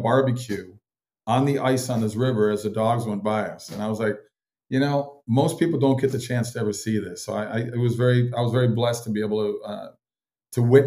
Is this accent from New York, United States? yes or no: no; Minnesota, United States; I grew up in Minnesota, so I grew up in that ultra cold, cold weather